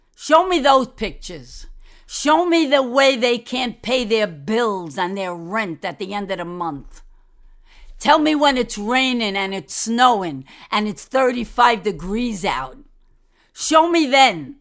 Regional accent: New York City, New York, United States; I'm a New Yorker. I was born, I was raised, my mother died there, my father died there, and my brother died there. Downtown Manhattan. You like the accent?

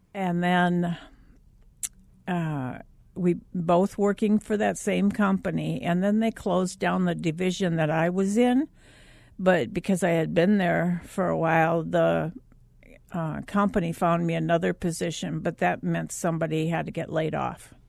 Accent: Minnesota, United States; I grew up in Minnesota

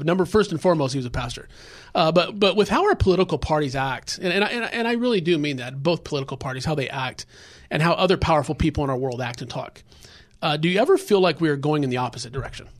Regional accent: Los Angeles, California, United States; I grew up in South Central area

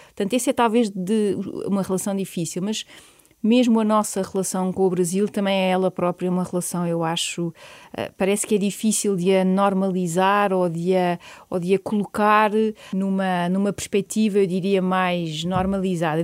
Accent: Portugal; o facto de eu ser portuguesa

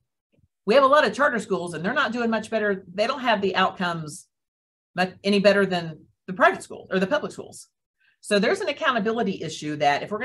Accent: Noble County, Oklahoma, United States; now in Tulsa, United States; My hometown in Noble County

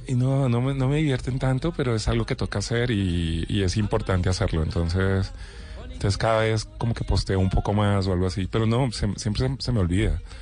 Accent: Bogotá, Colombia; Negro y cachaco

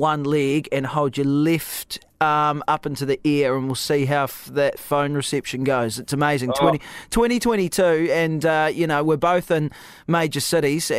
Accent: Dunedin, Otago, New Zealand; I'm from Dunedin

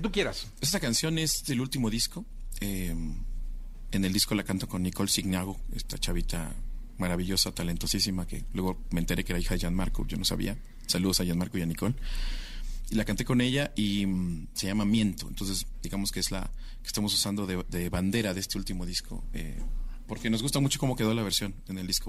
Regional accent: Mexico City, Mexico; Mi ciudad, donde nací. Siempre es una cosa maravillosa tocar en donde naciste

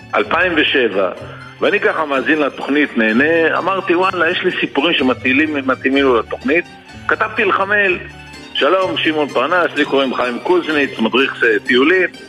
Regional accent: Sderot, Southern District, Israel; moved away as an adult; now in Kibbutz Zikim, Israel; אני הרי נולדתי בשדרות, כל חיי עד לפני 14 שנה, לפני 4... לפני 14 שנה עברנו לקיבוץ זיקים

